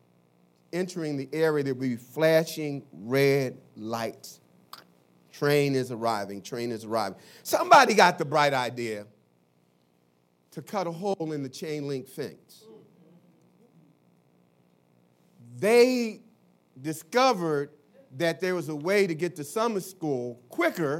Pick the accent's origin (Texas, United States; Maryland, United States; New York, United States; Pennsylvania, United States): Pennsylvania, United States; Philadelphia; I grew up in North Philadelphia